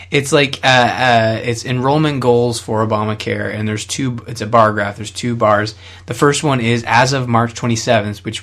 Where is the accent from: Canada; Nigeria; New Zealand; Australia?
Canada